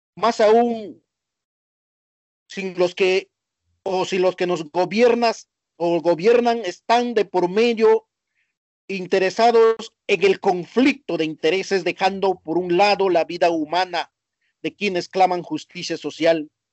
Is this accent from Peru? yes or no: yes; Peru; now in Argentina; mi país